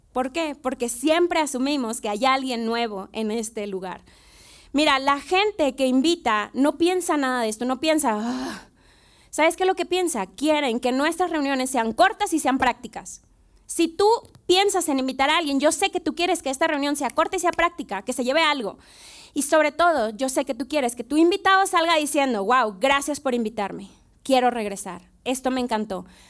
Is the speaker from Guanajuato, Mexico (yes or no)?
no; Monterrey, Nuevo León, Mexico; moved away as an adult; now in Mexico City, Mexico; yo soy de Monterrey, tenemos cerca de tres años en la ciudad